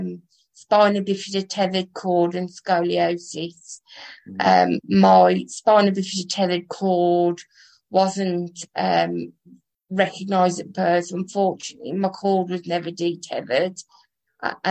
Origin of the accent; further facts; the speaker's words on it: Kingswinford, West Midlands, United Kingdom; accent: Midlands; I'm from Kingswinford in Dudley.